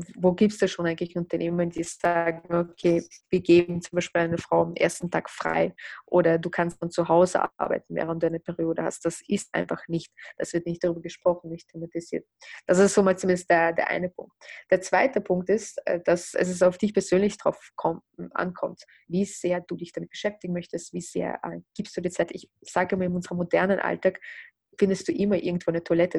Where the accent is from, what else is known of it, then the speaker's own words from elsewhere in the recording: Russia; moved away; also born or lived in Austria; ich bin in Russland geboren, lebe aber in Österreich oder habe in Österreich gelebt.